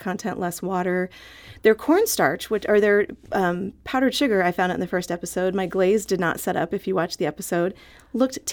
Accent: San Diego, California, United States; also born or lived in St. Louis area / Scotland; now in St. Louis, United States; I was born and raised in San Diego, and I live here in the St. Louis area

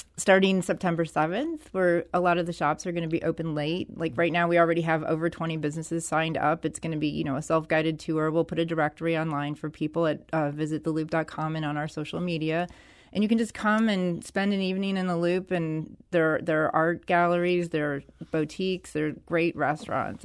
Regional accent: St. Louis, Missouri, United States; I was born and raised in Skinker de Bolivar.

